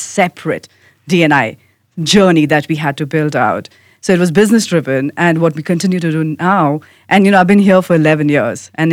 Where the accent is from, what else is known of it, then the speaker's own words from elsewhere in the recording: India; moved away; I'm an immigrant, I have an accent, I'm from India